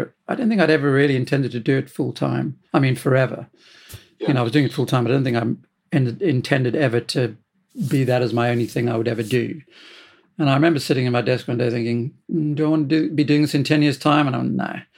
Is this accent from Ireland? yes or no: no; South Africa; moved away as an adult; now in United Kingdom; I'm originally from South Africa. I came here in 1980